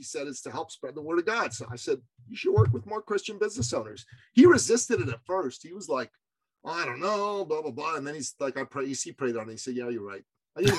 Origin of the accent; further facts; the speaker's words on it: Canada; I'm from Canada. We just did the trucker convoy rebellion, brother.